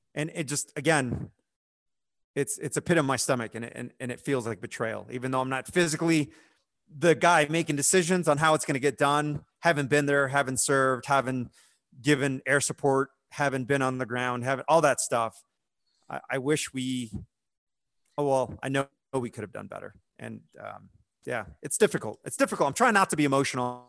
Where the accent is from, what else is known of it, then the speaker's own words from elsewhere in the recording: United States; as an American service member